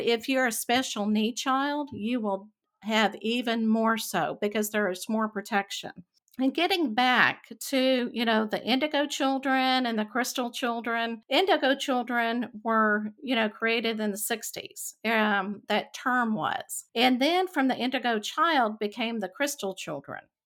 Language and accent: English; Texas, United States; growing up in Texas and the Bible Belt